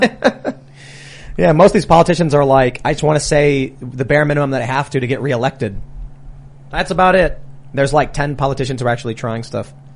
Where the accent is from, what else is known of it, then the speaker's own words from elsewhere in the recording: Chicago, Illinois, United States; I'm from Chicago